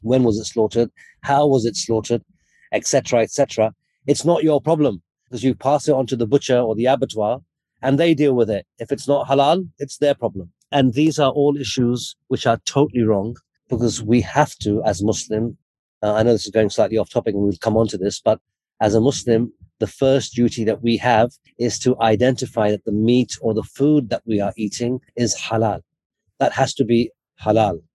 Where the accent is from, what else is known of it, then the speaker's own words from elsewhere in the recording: United Kingdom; So I was born in the UK, but my parents are from Lahore in Pakistan